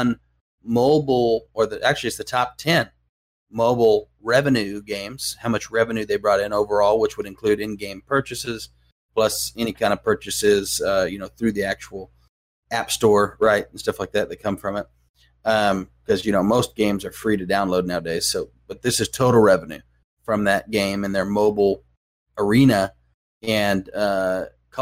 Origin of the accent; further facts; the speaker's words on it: United States; being an American